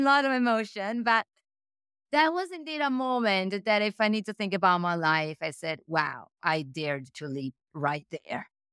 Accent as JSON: {"language": "English", "country": "Italy", "also_born_or_lived": "Milan, Italy / Paris, France", "accent": "Italian", "second_language": "English", "moved": "as an adult", "said": "I'm Italian, as you can tell from my accent"}